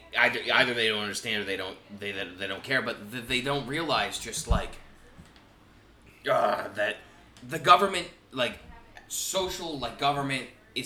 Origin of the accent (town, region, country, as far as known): United States